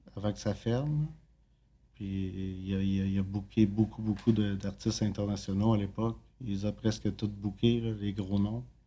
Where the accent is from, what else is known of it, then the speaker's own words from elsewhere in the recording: Quebec, Canada; also born or lived in Drummondville; now in Montreal, Canada; je viens de Saint-Bois